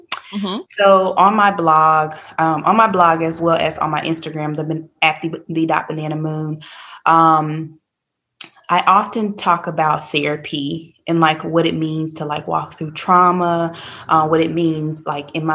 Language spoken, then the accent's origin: English; Little Rock, Arkansas, United States; moved away as an adult; now in Raleigh, United States; I am originally from Little Rock, Arkansas. But about 9 years ago, I moved to Raleigh, and I've been here ever